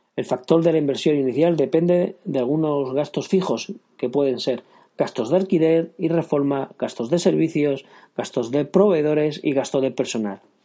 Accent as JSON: {"language": "Spanish", "town": "Girona", "region": "Catalonia", "country": "Spain", "said": "soy de Gerona"}